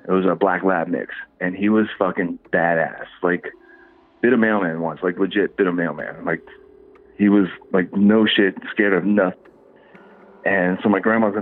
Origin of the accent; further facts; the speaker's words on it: Fort Lauderdale, Florida, United States; I grew up in Fort Lauderdale